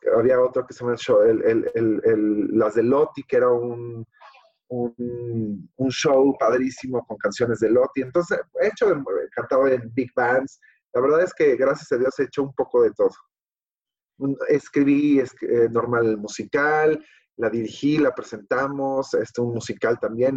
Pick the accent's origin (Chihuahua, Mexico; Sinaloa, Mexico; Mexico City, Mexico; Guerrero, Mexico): Mexico City, Mexico; Soy de la Ciudad de México, este, y aquí he vivido, la verdad, siempre